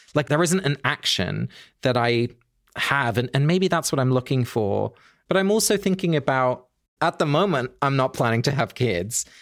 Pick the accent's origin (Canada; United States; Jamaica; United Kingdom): United Kingdom; England; I grew up in England